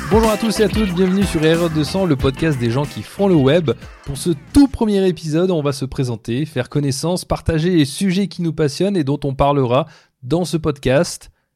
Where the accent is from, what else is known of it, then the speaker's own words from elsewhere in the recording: France; moved away as an adult; also born or lived in Brazil / Mauritius; now in Toronto, Canada; je suis né en France